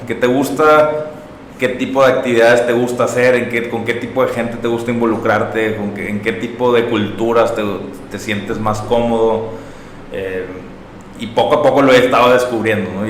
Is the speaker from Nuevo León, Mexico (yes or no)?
yes; Monterrey, Nuevo León, Mexico; soy de aquí de Monterrey